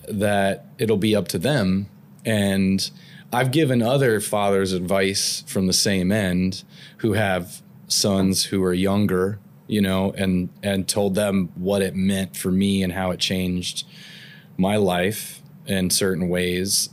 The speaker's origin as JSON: {"language": "English", "area": "Antelope Valley", "region": "Southern California", "country": "United States", "tie": "born or raised there", "also_born_or_lived": "Tulare, California / Maryland", "said": "I grew up in California. Okay. I, mostly Southern California"}